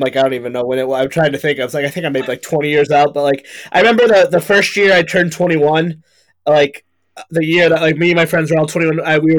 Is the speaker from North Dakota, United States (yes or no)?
no; Meriden, Connecticut, United States; moved away as an adult; also born or lived in Vermont; now in Rhode Island, United States; where I grew up in Meriden, and I'm like, oh yeah, yeah, it's Meriden. He's like, this is amazing. I'm like, dude, this sucks. There's nothing. It's like, it's Burger King and a strip mall